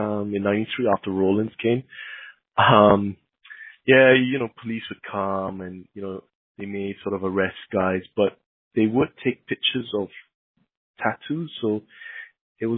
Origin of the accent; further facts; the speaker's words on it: Singapore; I grew up in Singapore